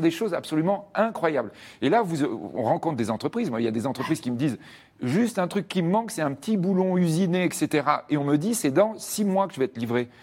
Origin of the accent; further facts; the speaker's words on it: France; nous, on est français